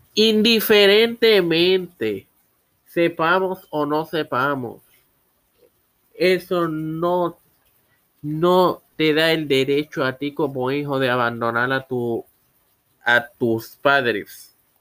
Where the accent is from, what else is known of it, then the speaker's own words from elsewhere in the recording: Puerto Rico; soy puertorriqueño y mi corazón va a Puerto Rico